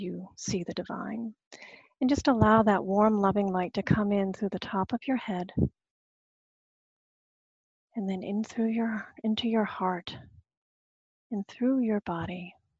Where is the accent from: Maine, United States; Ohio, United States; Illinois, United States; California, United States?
Maine, United States; Searsmont; I grew up in the Methodist church, is one of the things that I come to, you know, it's like, because it always brings me back to the Searsmont Methodist church, standing between my mom and my dad